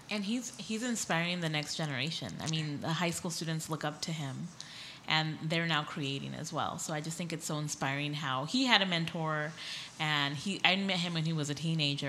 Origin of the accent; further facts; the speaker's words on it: Escondido, California, United States; I grew up here in North County in Escondido